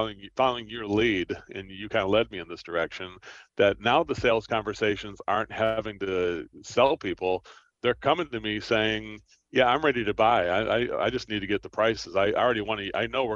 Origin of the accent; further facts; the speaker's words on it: Trenton, New Jersey, United States; I'm from Trenton, New Jersey